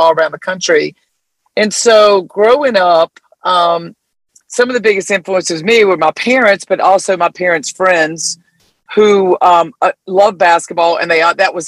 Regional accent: Greensboro, North Carolina, United States; moved away; growing up in North Carolina

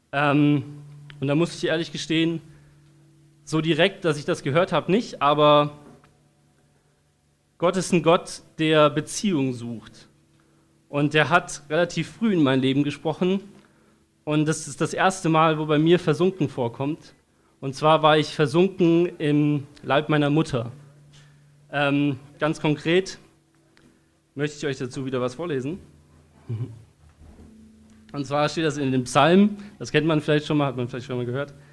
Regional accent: Darmstadt, Hesse, Germany; born there; Ich bin in Darmstadt geboren, in Hessen. Ähm, schönes Land.

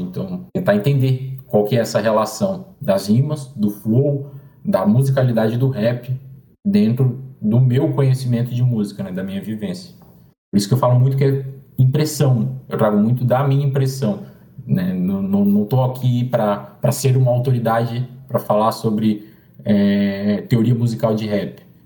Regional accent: Florianópolis, Santa Catarina, Brazil; eu sou aqui de Floripa

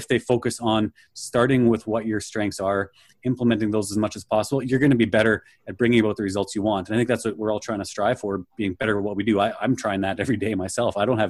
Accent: Manitoba, Canada; I'll say I'm from Canada, so right in the center of Canada, almost in the center of the country near Winnipeg.

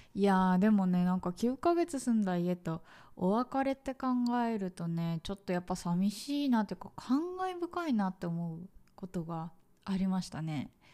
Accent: Tokyo, Japan; moved away as an adult; now in Vietnam; 私ね、もともと東京生まれで、そのまま東京の会社に就職し、そう。だからずっと東京にいたの。

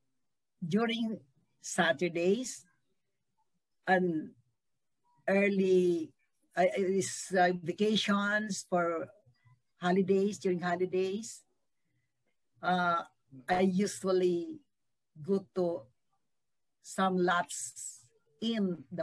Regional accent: Dinagat Islands, Caraga, Philippines; I was born in Dinagat Islands, in poblacion of Dinagat Islands, in 1950.

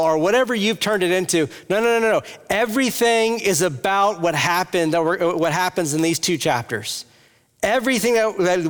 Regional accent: Louisiana, United States; moved away as an adult; also born or lived in Texas / Iowa; now in Cincinnati, United States; I am from Louisiana

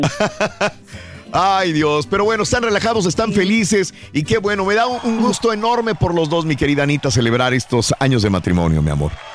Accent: Mexico; now in United States; mis compatriotas mexicanos que estamos acá de este lado en Estados Unidos

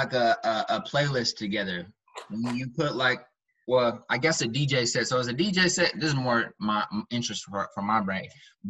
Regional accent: Kansas City, Missouri, United States; I'm from Kansas City, so I stay out here in Kansas City.

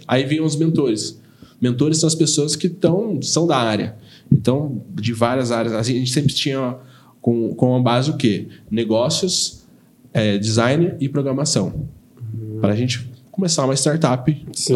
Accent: Taubaté, São Paulo, Brazil; Eu sou nascido, criado em Taubaté

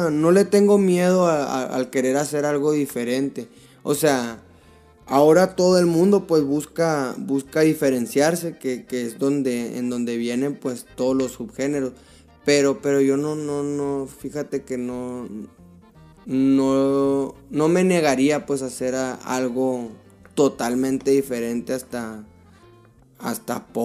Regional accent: Mexico; somos mexicanos, nos traemos raíces raíces mexicanas, o sea que esto pues como ya de niño pues yo escucho corridos de niño

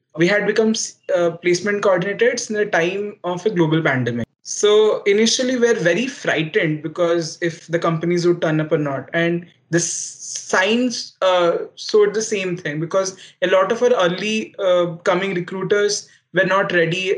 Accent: Odisha, India; NIT Rourkela was uh, in my home state

